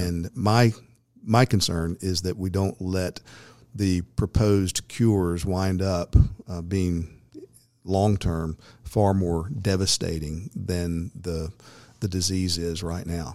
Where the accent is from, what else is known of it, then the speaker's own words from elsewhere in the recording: United States; as an American citizen